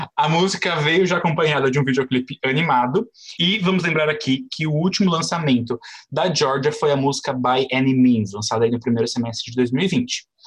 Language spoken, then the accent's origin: Portuguese; Brazil; eu sou do Brasil